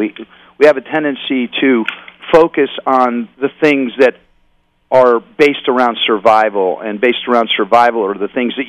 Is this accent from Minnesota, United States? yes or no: no; Oakland, California, United States; growing up in Oakland, I mean, or around Oakland